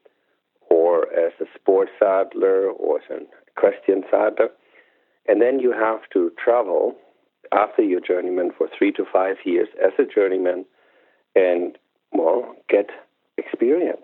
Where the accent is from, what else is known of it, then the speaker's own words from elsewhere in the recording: Germany; moved away; I grew up in Germany